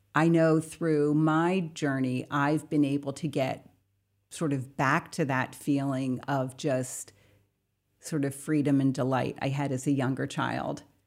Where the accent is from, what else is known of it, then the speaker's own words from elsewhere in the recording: Bucks County, Pennsylvania, United States; I grew up in Bucks County, Pennsylvania, um, on a farm